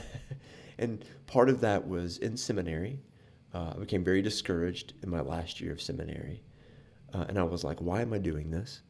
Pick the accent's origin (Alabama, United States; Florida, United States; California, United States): Alabama, United States; Fairhope; also born or lived in Anderson, Indiana / Appalachia; When we moved to Fairhope, Alabama when I was three